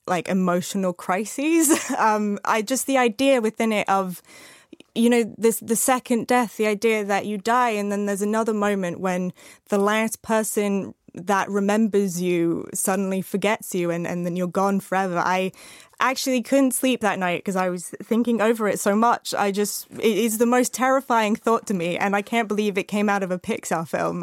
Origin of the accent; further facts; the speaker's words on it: Arizona, United States; I grew up in Arizona